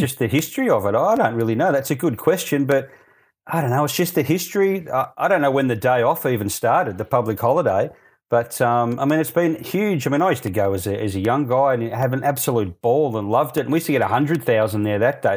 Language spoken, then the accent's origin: English; Melbourne, Victoria, Australia; moved away; I grew up in Melbourne